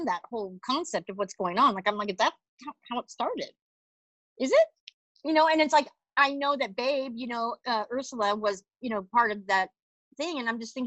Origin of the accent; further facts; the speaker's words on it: Kansas, United States; moved away; I'm from Kansas